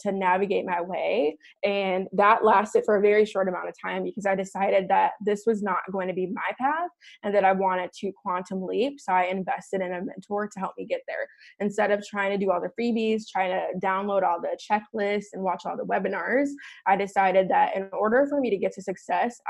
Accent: Chicago, Illinois, United States; moved away as an adult; now in Scottsdale, United States; I am originally from Chicago, born and raised, grew up in Chicago

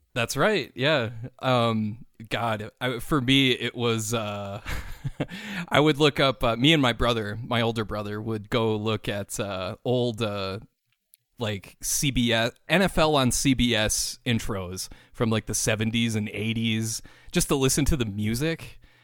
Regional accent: Saint Paul, Minnesota, United States; I am from Saint Paul, Minnesota

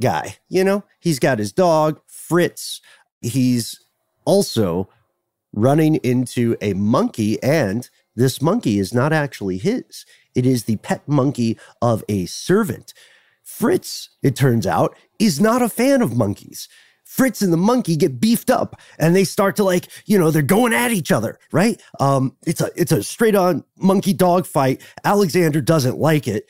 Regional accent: United Kingdom; We're the ones with the accents

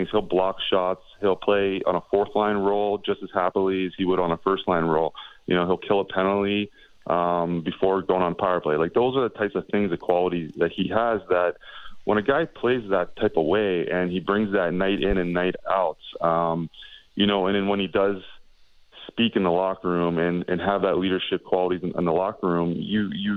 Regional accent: Pittsburgh, Pennsylvania, United States; I grew up playing in Pittsburgh

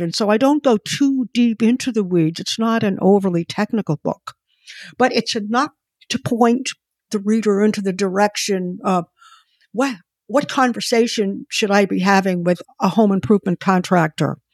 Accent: Boston, Massachusetts, United States; moved away as an adult; now in Connecticut, United States; where I live in Connecticut, and Boston is my hometown

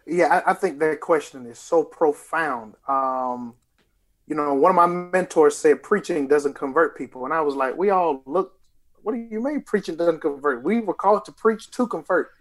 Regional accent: Lithonia, Georgia, United States; I'm from Lithonia, Georgia

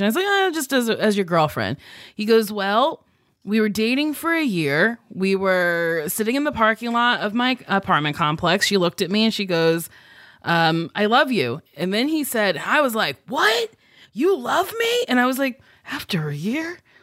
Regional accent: New Jersey, United States; accent: Jersey; moved away; I sound very Jersey because that's where I grew up

